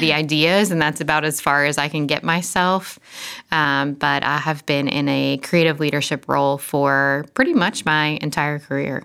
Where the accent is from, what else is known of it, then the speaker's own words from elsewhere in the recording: Florida, United States; moved away as an adult; now in Franklin, United States; we are from Florida and moved to Nashville, well, Franklin, about ten years ago now